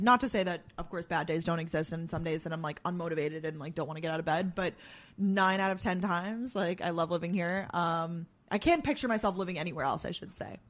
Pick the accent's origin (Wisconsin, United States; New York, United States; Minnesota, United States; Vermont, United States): New York, United States; Long Island; also born or lived in Georgia / Boston; now in New York City, United States; born and raised in New York